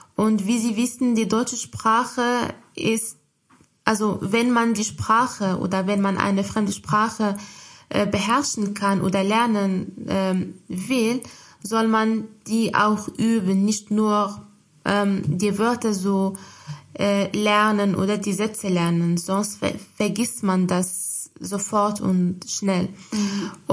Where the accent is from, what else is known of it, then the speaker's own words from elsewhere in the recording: Morocco; German is a second language; moved away as an adult; now in Germany; in meinem Heimatland, also in marokkanischen, in meiner Muttersprache